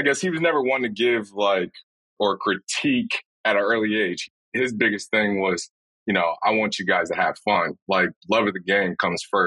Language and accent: English; Chicago, Illinois, United States; also born or lived in Orlando, Florida; I was born and raised in Chicago, Illinois